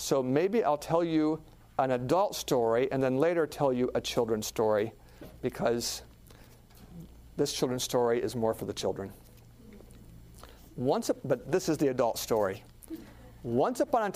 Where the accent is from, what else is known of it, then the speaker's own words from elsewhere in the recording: Alaska, United States; I grew up in Alaska.